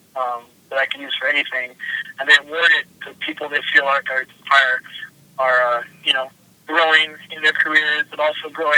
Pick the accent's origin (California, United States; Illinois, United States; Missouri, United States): Missouri, United States; Kansas City; I'm from Kansas City